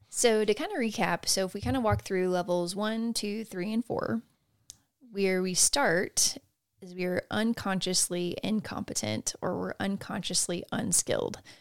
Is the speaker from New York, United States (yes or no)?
no; Texas, United States; growing up in Texas